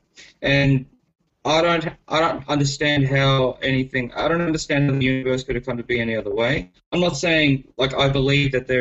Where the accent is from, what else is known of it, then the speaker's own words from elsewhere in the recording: Australia; I was born and raised in Australia, and my parents are Filipino, but I'm culturally Australian, basically. And I work for a market research company in Brisbane.